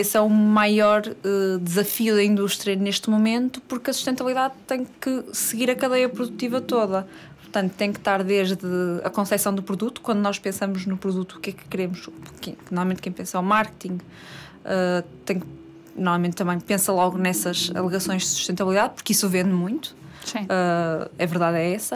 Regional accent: Matosinhos, Norte, Portugal; tenho 27 anos, sou do Porto, mais concretamente de Matosinhos

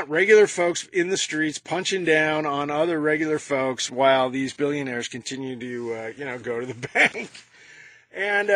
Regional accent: United States; I'm an American Yellow Vest

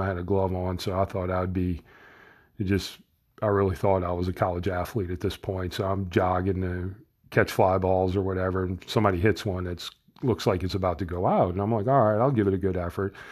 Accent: New Orleans, Louisiana, United States; I was born and raised in New Orleans

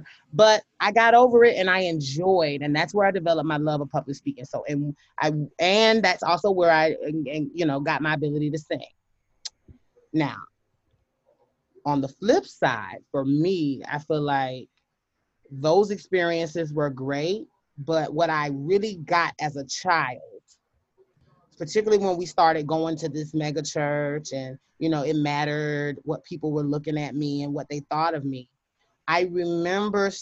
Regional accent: Hopkins, South Carolina, United States; also born or lived in Pinewood, South Carolina; I was raised in Hopkins, South Carolina, which is a suburb, one of the country cousin suburb of the city

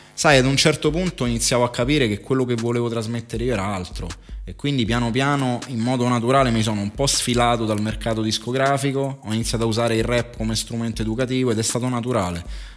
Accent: Rome, Lazio, Italy; Sono nato a Roma

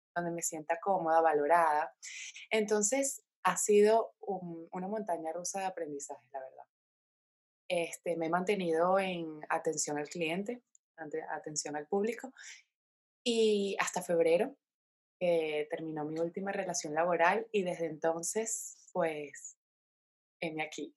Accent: Caracas, Capital District, Venezuela; moved away as an adult; now in Spain; nací en Caracas, eh, soy venezolana, tengo 27 años, emigré a España teniendo 22 años de edad

